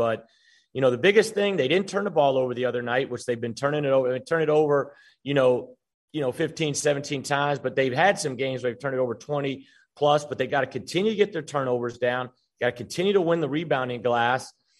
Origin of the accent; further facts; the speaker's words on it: North Georgia, United States; going to high school up in North Georgia.